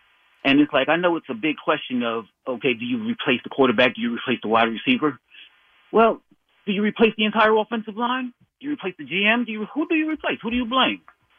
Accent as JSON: {"language": "English", "region": "New Jersey", "country": "United States", "said": "I'm from Jersey"}